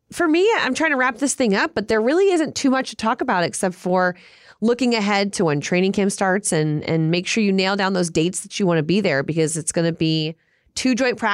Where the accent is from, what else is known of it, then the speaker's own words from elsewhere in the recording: New Orleans, Louisiana, United States; I'm from New Orleans.